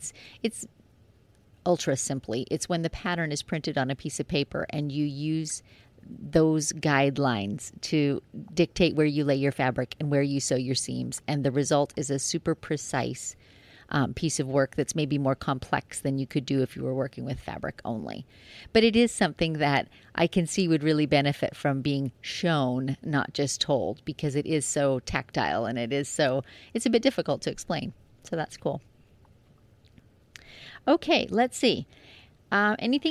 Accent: Canada; I'm Canadian

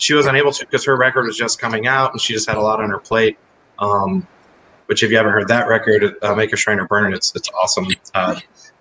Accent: North Carolina, United States; I grew up in North Carolina

